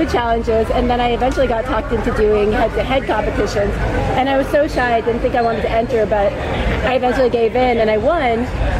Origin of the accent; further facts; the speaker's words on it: Tampa, Florida, United States; I'm from Tampa, so we're used to competing out in the heat.